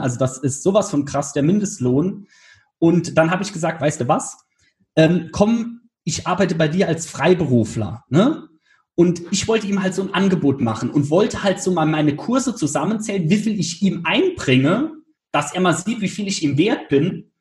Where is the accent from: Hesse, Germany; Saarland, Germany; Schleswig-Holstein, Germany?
Saarland, Germany; Damals in Saarbrücken, also ich komme aus dem Saarland